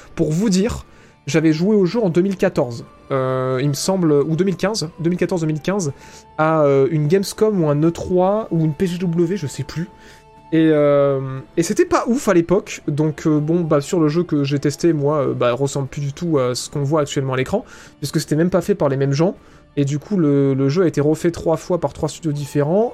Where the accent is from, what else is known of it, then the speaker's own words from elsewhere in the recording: France; accent: French; mon putain d'accent français dégueulasse